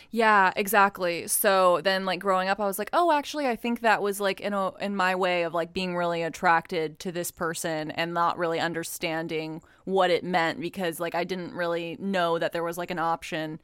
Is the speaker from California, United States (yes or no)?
no; Texas, United States; growing up in Texas